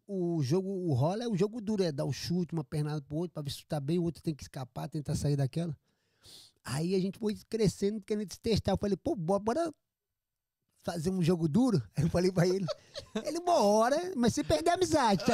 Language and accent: Portuguese; Jacareí, São Paulo, Brazil; moved away; also born or lived in Amazonas / Florianópolis / Manaus / Rio de Janeiro; Eu sou do interior de São Paulo, nascido em Jacareí